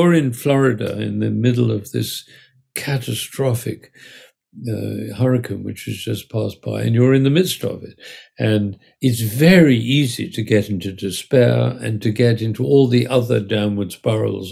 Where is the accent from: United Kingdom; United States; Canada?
United Kingdom; England; I was born in England in 1939